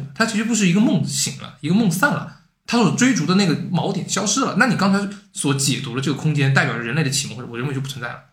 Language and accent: Chinese; Hanzhong, Shaanxi, China; 我老家在汉中，汉中的村里面